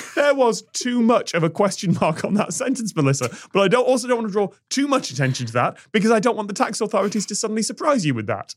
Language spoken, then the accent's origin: English; United Kingdom; I learned about the American westward expansion and the Wild West in my history class in the nineties in Britain